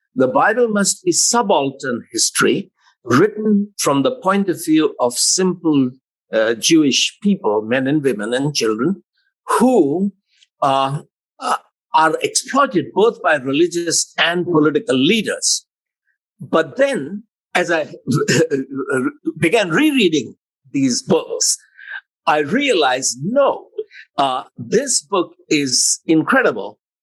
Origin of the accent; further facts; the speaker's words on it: Allahabad, Uttar Pradesh, India; first language Hindi; English is a second language; I am an Indian young man.